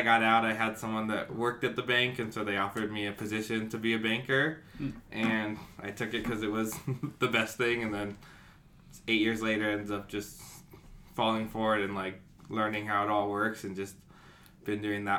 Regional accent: Las Vegas, Nevada, United States; also born or lived in San Diego, California; So I'm 33, and I grew up in Vegas. I was born here, raised here. I went to high school in California in San Diego for a few years, and then moved back to be with my dad and my sister.

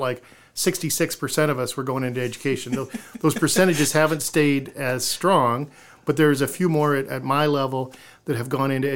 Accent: Iowa City, Iowa, United States; now in Decorah, United States; I'm growing up in Iowa City.

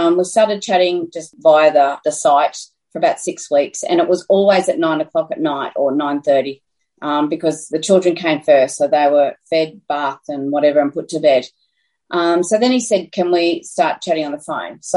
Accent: Dimboola, Victoria, Australia; moved away as an adult; also born or lived in Brisbane; now in Horsham, Australia; I was actually born and bred in Dimboola

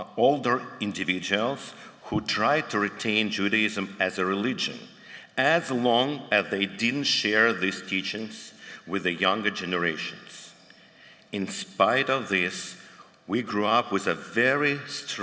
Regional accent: Dnipro, Dnipropetrovsk Oblast, Ukraine; moved away; Elena and I grew up, as you probably can tell from my accent, in the former Soviet Union

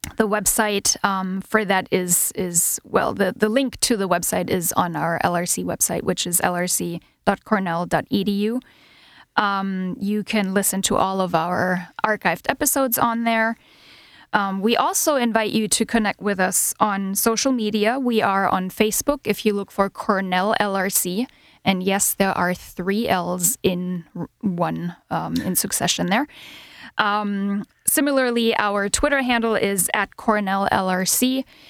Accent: Germany; first language German; English is a second language; moved away as an adult; also born or lived in Michigan, United States; now in Ithaca, United States; I'm originally from Germany. Um, grew up there, spent more than half of my life there

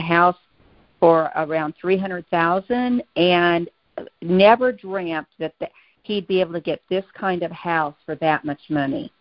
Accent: Kansas, United States; moved away as an adult; now in Tucson, United States; I'm a native from Kansas

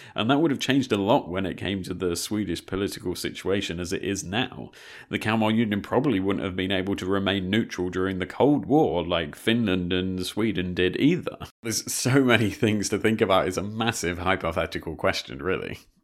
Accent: United Kingdom; as a Brit

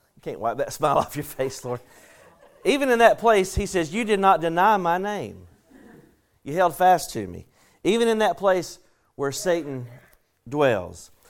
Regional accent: the South, United States; accent: southern; my southern accent

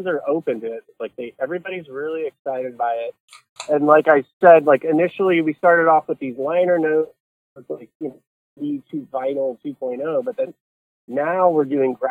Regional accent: Akron, Ohio, United States; moved away as an adult; now in New York City, United States; I'm originally from Akron, Cleveland

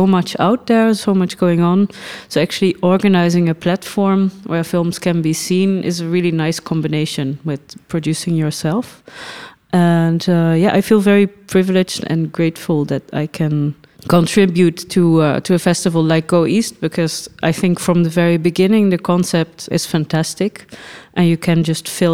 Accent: Netherlands; moved away as an adult; also born or lived in St. Petersburg, Russia; now in Germany; I was born and raised in the Netherlands.

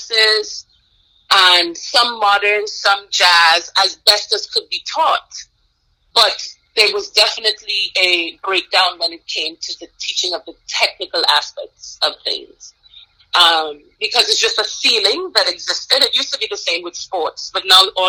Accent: Grenada; moved away as an adult; also born or lived in Guyana / Eritrea / Virginia, United States; now in United States; I was actually born on Guyana and moved to Grenada when I was very young

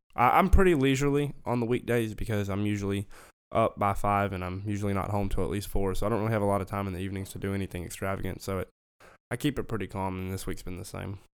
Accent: Memphis, Tennessee, United States; moved away; also born or lived in Arkansas; I grew up in Memphis, Tennessee

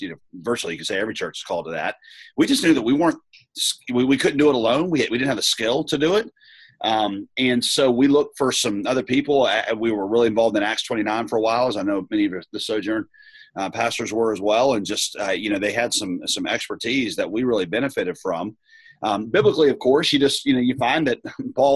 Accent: the South, United States; also born or lived in Southeast Asia; now in Raleigh, United States; I come from the South

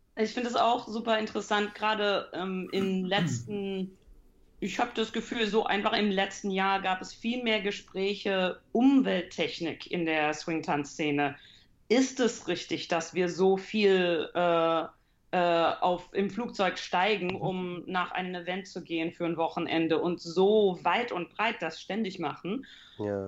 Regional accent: Canada; moved away as an adult; now in Heidelberg, Germany; Also ich komme aus Kanada äh, aber meine Familie ist deutsch. Also meine Eltern äh, waren beide deutsch, sind beide in die USA äh, separat hingezogen, haben sich dort kennengelernt, nach Kanada hingezogen. Mein Bruder und ich sind dort geboren und aufgewachsen

